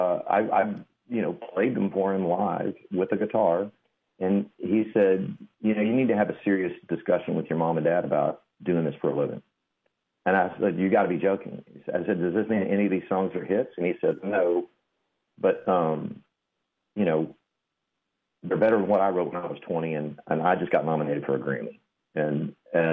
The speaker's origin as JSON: {"language": "English", "town": "Del Rio", "region": "Texas", "country": "United States", "tie": "born or raised there", "said": "I was raised in Del Rio"}